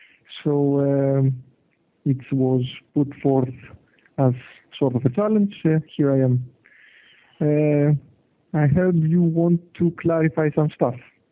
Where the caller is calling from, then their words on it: Germany; I'm calling from Germany.